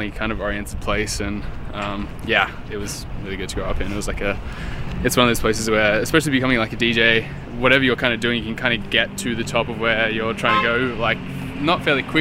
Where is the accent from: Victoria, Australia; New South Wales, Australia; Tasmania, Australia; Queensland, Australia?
Queensland, Australia; Bundaberg; moved away; Bundaberg. Yeah, yeah, I was born in born in Bundaberg.